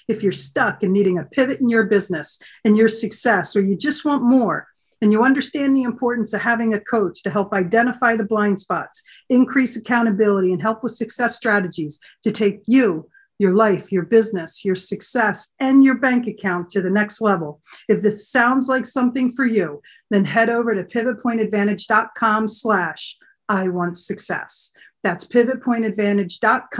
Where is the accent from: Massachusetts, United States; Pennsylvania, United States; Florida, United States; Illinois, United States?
Pennsylvania, United States; moved away; I'm from Pennsylvania as well originally